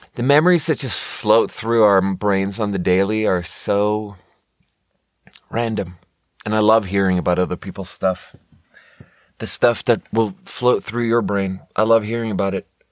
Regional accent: Sweden; moved away; growing up in Sweden

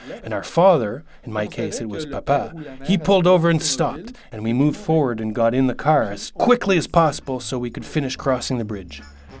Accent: Montreal, Quebec, Canada; also born or lived in Saint-Basile-le-Grand; The experience that I had as a young Montrealer, I lived in Saint-Basile-le-Grand, but I was born in Montreal, and I'm a real city boy. No one is more a Montrealer than me.

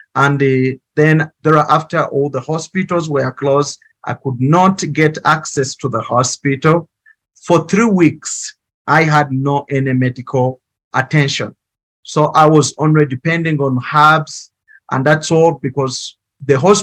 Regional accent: Uganda; now in Kigali, Rwanda; I grew up in Uganda

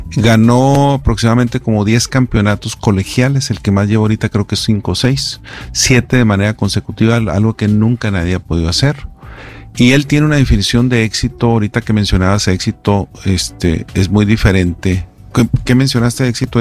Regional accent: Mexico

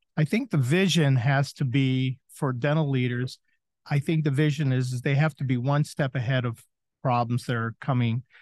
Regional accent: southern Maine, United States; moved away as an adult; also born or lived in Chicago; now in Florida, United States; did a scratch start in my hometown in southern Maine

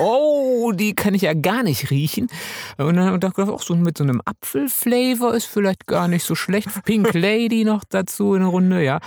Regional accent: Münsterland, North Rhine-Westphalia, Germany; ich bin ja Münsterländer

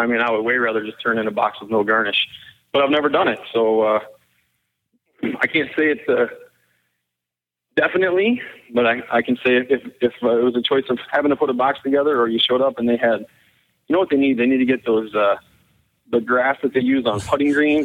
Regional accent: Iowa, United States

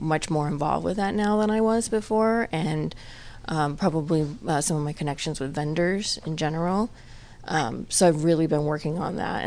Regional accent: Los Angeles, California, United States; I was born and raised near Pasadena in Eagle Rock

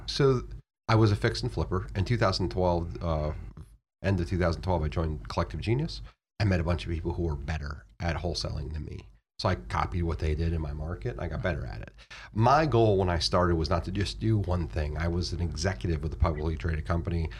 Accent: Florida, United States; moved away as an adult; now in Virginia, United States; I moved from Florida to Virginia, like, one of the few people who leave Florida if you grow up there

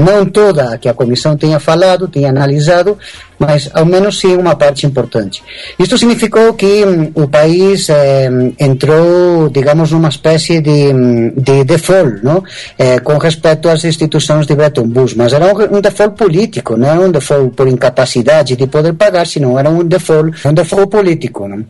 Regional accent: Spain; Portuguese is a second language; moved away as an adult; also born or lived in São Paulo, Brazil / Latin America; now in Ecuador; meus pais voltaram quando eu era ainda muito pequeno para a Espanha e, é, digamos que eu, me, eu cresci, me eduquei na Espanha

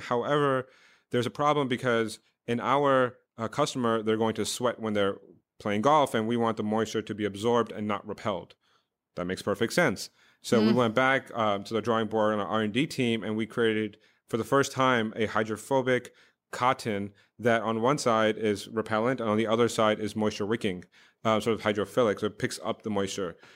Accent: New York, United States; also born or lived in Oxford / India; I grew up in New York

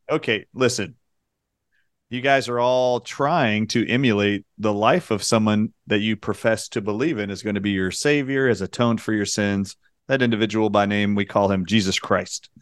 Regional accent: United States; growing up in America

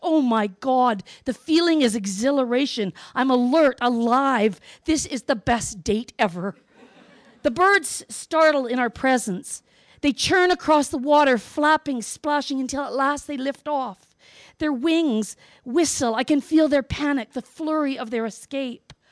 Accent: Northwest Territories, Canada; I grew up in the Northwest Territories, where hunting is a cultural event

